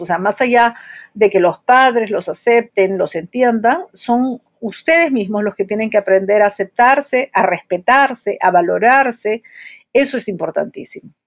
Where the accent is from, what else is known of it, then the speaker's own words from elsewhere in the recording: Peru; soy psicóloga, soy de Perú